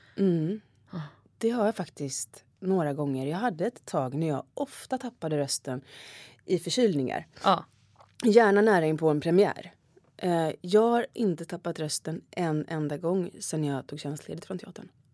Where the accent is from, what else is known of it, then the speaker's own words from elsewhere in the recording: Gothenburg, Västra Götaland, Sweden; moved away as an adult; now in Stockholm, Sweden; Jag kommer från Göteborg så det är ju väldigt politiskt, eller mycket var ju politiskt där i min uppväxt